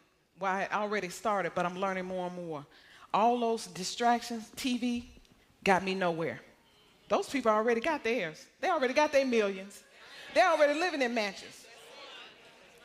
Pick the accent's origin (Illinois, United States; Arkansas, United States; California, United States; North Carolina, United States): Arkansas, United States; moved away; I came from Arkansas, country Arkansas